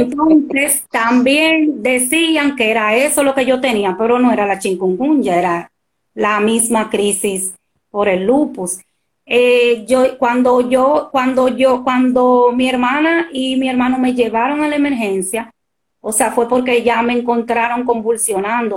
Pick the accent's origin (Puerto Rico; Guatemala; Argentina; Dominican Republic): Dominican Republic; soy dominicana